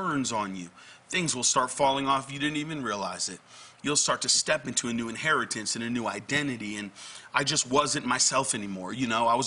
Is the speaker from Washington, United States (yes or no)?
no; Connecticut, United States; I'm actually was born and raised in Connecticut